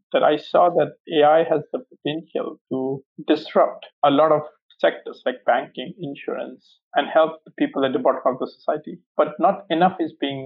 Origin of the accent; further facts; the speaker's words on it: India; moved away; also born or lived in Cambridge; growing up in India